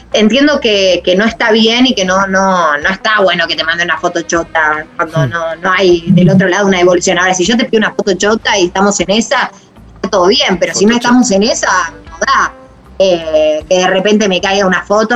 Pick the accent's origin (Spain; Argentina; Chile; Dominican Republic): Argentina; San Martín, Buenos Aires Province; no me da vergüenza decir que, soy San Martín, no me da vergüenza que soy, decir que soy de José Luis